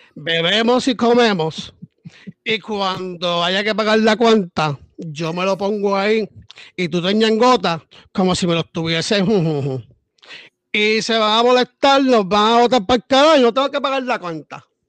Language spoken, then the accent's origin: Spanish; Puerto Rico; Somos puertorriqueños